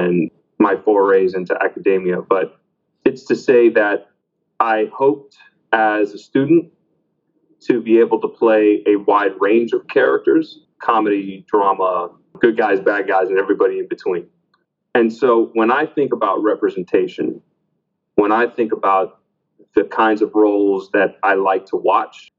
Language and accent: English; Miami, Florida, United States; both of my parents are Cuban. I was born in Miami, Florida